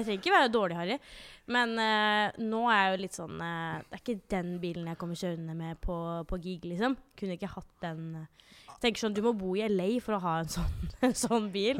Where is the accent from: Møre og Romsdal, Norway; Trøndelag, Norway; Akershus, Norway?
Akershus, Norway; Jessheim; moved away as an adult; now in Oslo, Norway; jeg er fra Jessheim